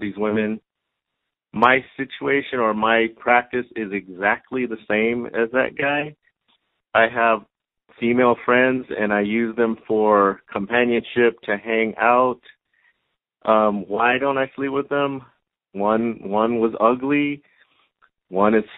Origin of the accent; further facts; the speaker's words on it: Los Angeles, California, United States; I am from Los Angeles, California